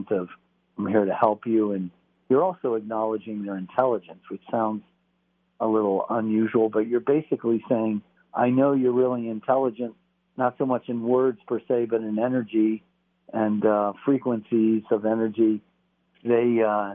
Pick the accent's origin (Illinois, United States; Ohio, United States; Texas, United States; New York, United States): Texas, United States; moved away; as a kid, I grew up in part in Texas.